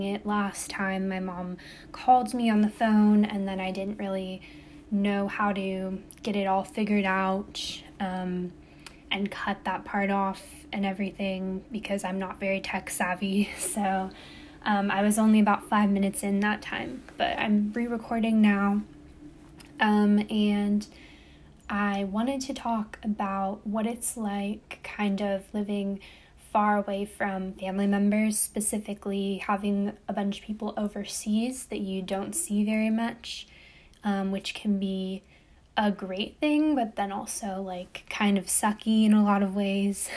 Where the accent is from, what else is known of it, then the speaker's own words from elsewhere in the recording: United States; I'm American, I'm born in America, my dad's American